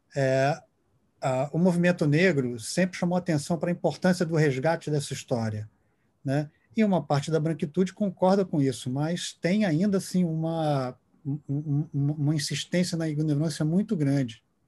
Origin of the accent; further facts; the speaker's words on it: Brazil; como brasileiro